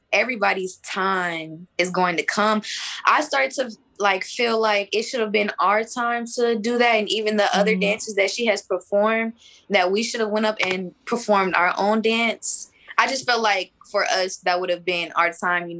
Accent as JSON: {"language": "English", "region": "Texas", "country": "United States", "tie": "born or raised there", "said": "I was born in Texas"}